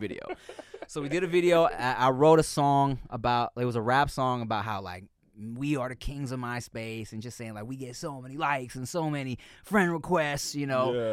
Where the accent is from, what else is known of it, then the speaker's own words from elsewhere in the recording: Long Beach, California, United States; I was from Long Beach